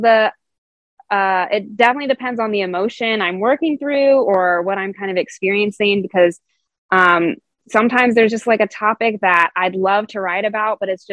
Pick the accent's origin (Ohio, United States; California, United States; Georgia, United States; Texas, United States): Ohio, United States; Dayton; also born or lived in Indianapolis; I moved back to my hometown of Dayton, Ohio